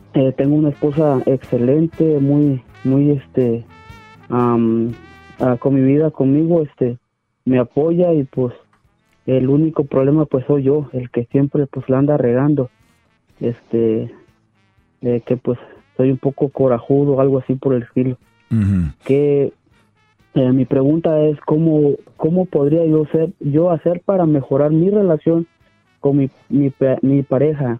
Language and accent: Spanish; Ciudad Hidalgo, Chiapas, Mexico; moved away; also born or lived in Tijuana / Sonora